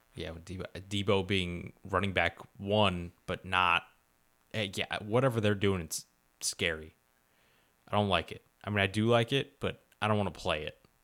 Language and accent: English; Palatine, Illinois, United States; also born or lived in Rolling Meadows, Illinois; I moved from Rolling Meadows to Palatine when I was young